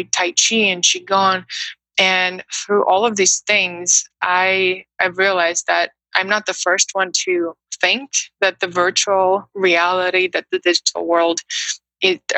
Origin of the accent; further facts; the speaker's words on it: Moscow, Russia; English is a second language; moved away as an adult; also born or lived in New York City, United States / Brooklyn, United States; now in United States; I grew up in Russia, in Moscow, which is a huge busy city